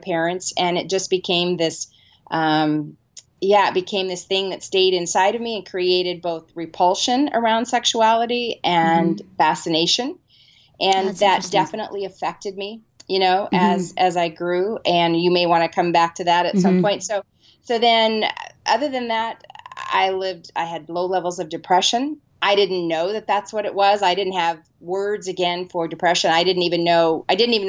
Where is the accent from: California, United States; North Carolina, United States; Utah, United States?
California, United States; San Diego; I grew up in San Diego, California, and my dad was pastor of small churches